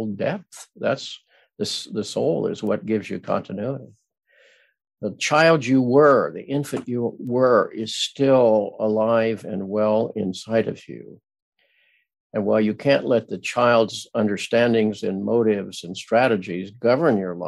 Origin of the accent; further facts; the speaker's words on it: Midwest, United States; I grew up in the Midwest where everybody was nice